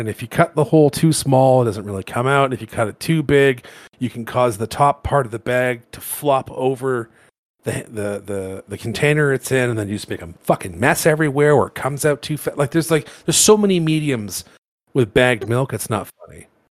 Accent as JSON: {"language": "English", "town": "Toronto", "region": "Ontario", "country": "Canada", "tie": "born or raised there", "moved": "as an adult", "lives_now": "Alberta, Canada", "said": "So I grew up in Toronto, which is in Ontario."}